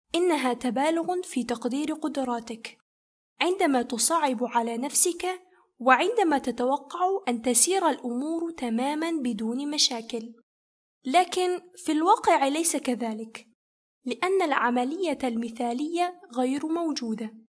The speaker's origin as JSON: {"language": "Arabic", "country": "Egypt", "tie": "born or raised there", "also_born_or_lived": "Kazakhstan / Turkey", "first_language": "Kazakh and Arabic", "moved": "as an adult", "said": "أنا ولدت وترعرعت في مصر ووالداي من كازاخستان"}